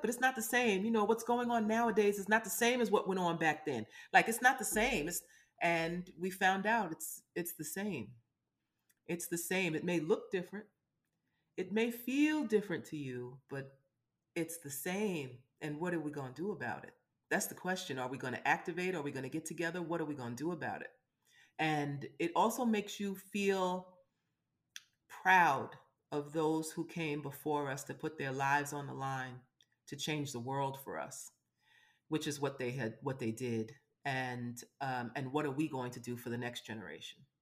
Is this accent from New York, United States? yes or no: yes; New York City, New York, United States; I'm from Brooklyn